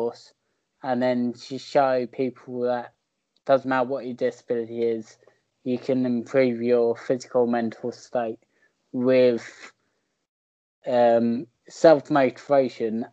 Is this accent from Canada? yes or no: no; Bognor Regis, South East England, United Kingdom; I'm from Bognor